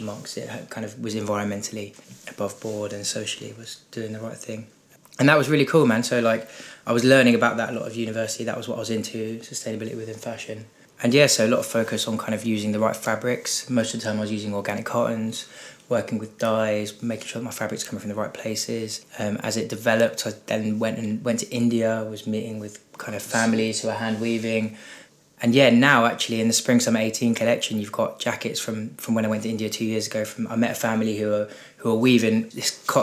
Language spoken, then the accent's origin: English; Brighton, South East England, United Kingdom; now in London, United Kingdom; I'm from Brighton originally, 25 years old now, living in London